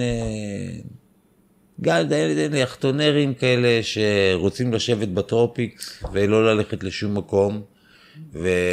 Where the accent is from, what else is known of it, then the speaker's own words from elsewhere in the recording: Israel; אני ישראלי שעשה צבא